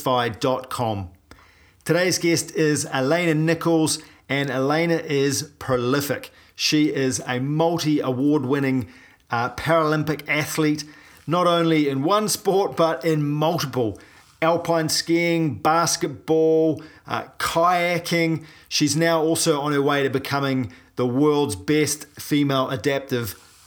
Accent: New Zealand; I'm a paraplegic from New Zealand

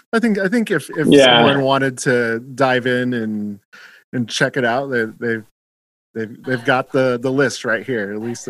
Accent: Germany; born there; I was born in Germany, but I can't speak a lick of it.

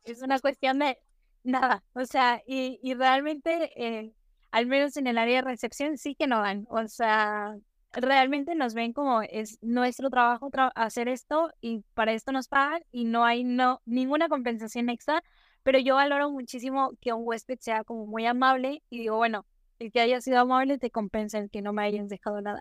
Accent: Nuevo León, Mexico; soy de México, específicamente del estado de Nuevo León, muchos lo conocen como Monterrey

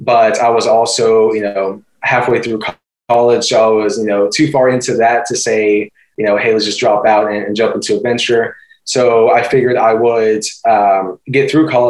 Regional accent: Austin, Texas, United States; moved away as an adult; also born or lived in Houston, Texas; now in San Antonio, United States; I'm 25 currently, born and raised in Austin, Texas

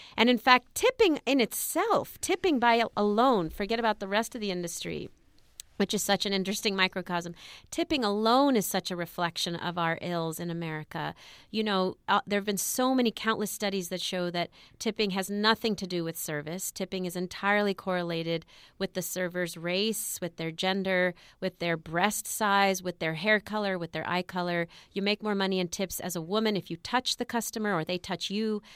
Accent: Los Angeles, California, United States; I grew up in East L A, um, east of East L

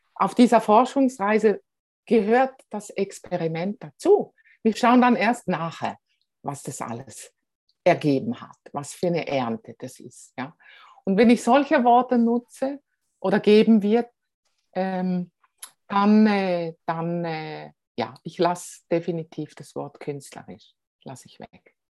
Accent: Switzerland; Als Schweizer

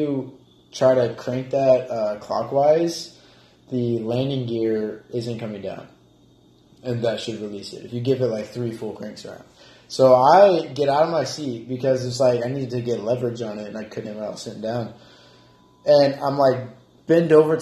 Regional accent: Auburn, Alabama, United States; moved away; my hometown, Auburn, in Alabama

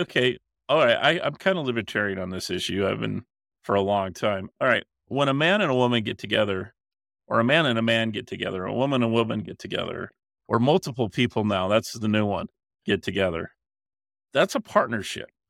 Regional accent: Utah, United States; the way I was raised and my culture that I grew up in in Utah

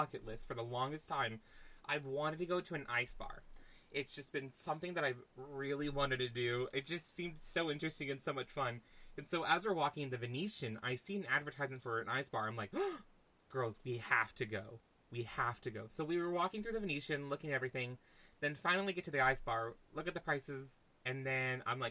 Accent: Kansas, United States; I'm from Kansas.

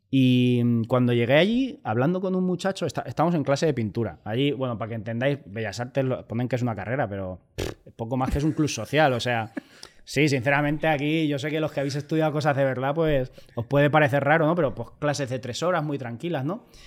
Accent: Albacete, Castilla-La Mancha, Spain; moved away as an adult; also born or lived in Mallorca; yo soy de Albacete

